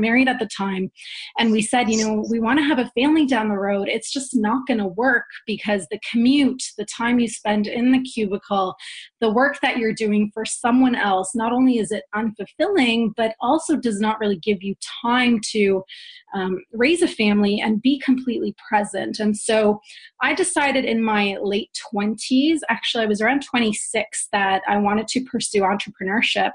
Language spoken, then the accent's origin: English; Canada; also born or lived in Poland; I was born in Poland and raised in Canada since I was 6 years old.